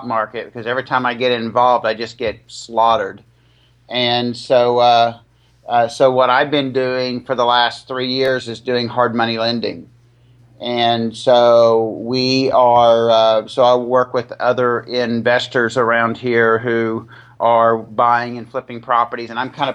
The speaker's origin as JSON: {"language": "English", "town": "Dallas", "region": "Texas", "country": "United States", "tie": "born or raised there", "moved": "as an adult", "said": "I grew up in the Dallas area."}